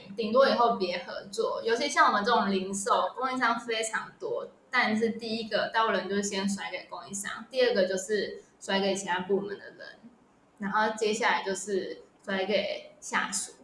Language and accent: Chinese; Taiwan; moved away as an adult; also born or lived in mainland China; 我们台湾人